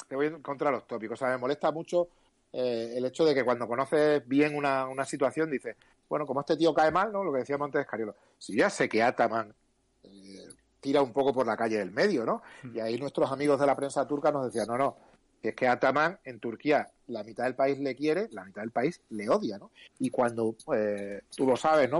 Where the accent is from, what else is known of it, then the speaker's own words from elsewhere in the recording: Cáceres, Extremadura, Spain; moved away; also born or lived in Japan; yo soy de la Madrila, quizás es donde yo me siento más bueno, donde he crecido